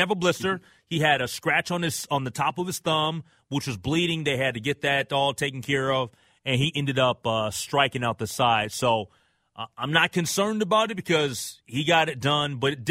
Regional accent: Minnesota, United States; also born or lived in Atlanta, Georgia; I'm from Minnesota.

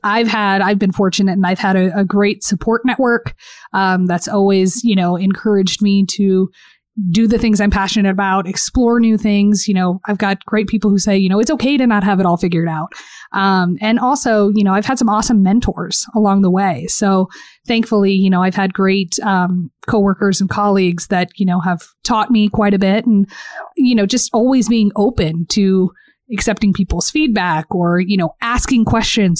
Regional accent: Southwest, United States; also born or lived in Portland; now in Phoenix, United States; I grew up in the Southwest

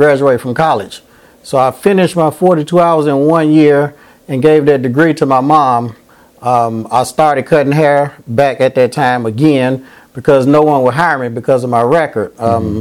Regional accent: Nashville, Tennessee, United States; I'm from Nashville, Tennessee. I graduated from Hunters Lane High School

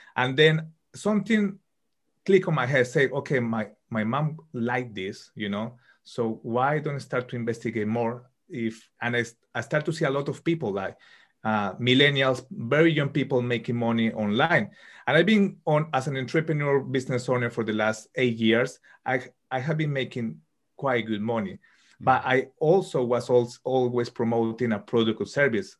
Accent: Colombia; moved away as an adult; now in United Kingdom; I'm from Colombia and uh, living currently in the UK. I studied computer engineering in Colombia

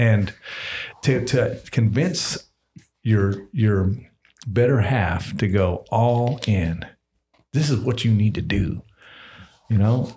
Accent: Georgia, United States; now in Kentucky, United States; I'm from Georgia

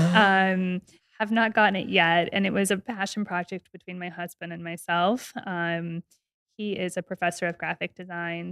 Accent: Las Vegas, Nevada, United States; I'm born and raised in Las Vegas

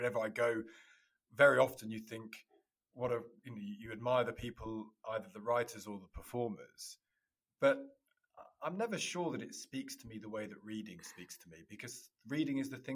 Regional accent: Loughborough, East Midlands, United Kingdom; I grew up in the Midlands, in Loughborough

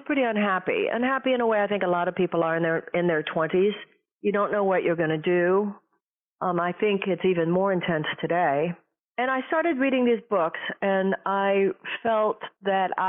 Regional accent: Houston, Texas, United States; I grew up in Houston, Texas

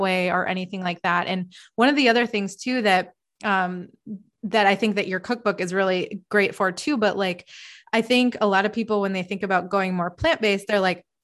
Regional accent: Northern Wisconsin, United States; I'm from Northern Wisconsin

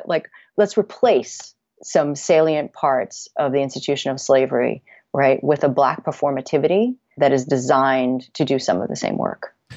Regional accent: Connecticut, United States; my hometown in Connecticut

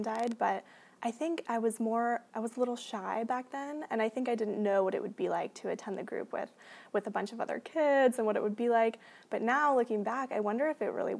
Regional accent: Portland, Oregon, United States; I grew up here in Portland

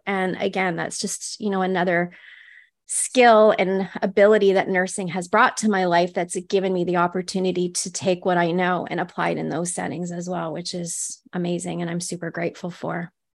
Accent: northwestern Ontario, Canada; I grew up in Ontario in Canada, so it was, like, northwestern Ontario

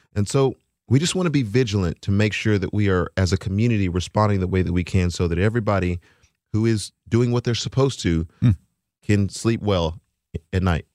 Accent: Texas, United States; now in Nashville, United States; I am from Texas

